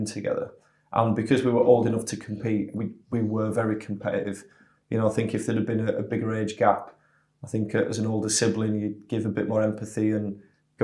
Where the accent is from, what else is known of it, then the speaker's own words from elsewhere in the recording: Leeds, Yorkshire and the Humber, United Kingdom; born and bred in Leeds